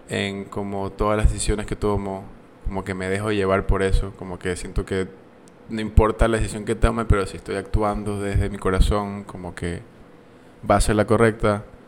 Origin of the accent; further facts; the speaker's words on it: Ecuador; moved away as an adult; also born or lived in United States; poder representar a mi, país